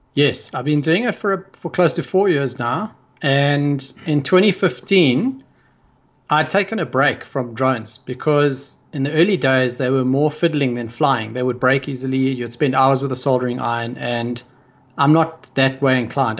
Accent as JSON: {"language": "English", "country": "South Africa", "said": "I come from South Africa"}